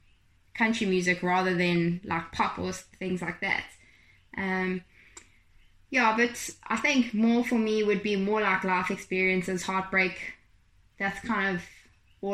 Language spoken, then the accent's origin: English; Gauteng, South Africa; also born or lived in Pietermaritzburg / Glenwood / Morningside / Westville; now in Kloof, South Africa; I grew up actually in Tolton, in Gauteng